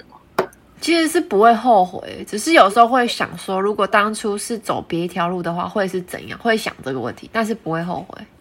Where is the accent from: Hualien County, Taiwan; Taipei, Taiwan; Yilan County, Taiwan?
Hualien County, Taiwan; Hualien; 因为我是花莲人嘛